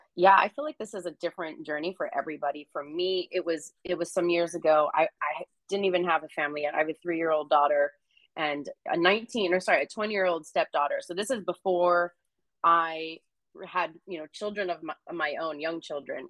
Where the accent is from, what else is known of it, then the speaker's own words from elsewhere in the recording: San Jose, California, United States; moved away as an adult; now in Northern California, United States; I grew up in California, grew up in the Bay. That's just how we talk